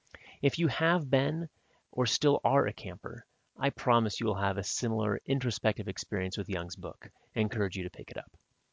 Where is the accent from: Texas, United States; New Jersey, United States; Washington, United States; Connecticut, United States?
Washington, United States; Northwest; And I grew up in Northwest Washington, so it wasn't always shine.